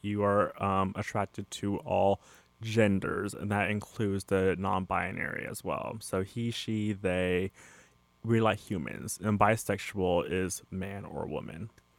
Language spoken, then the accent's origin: English; Riverside, California, United States; I'm from Riverside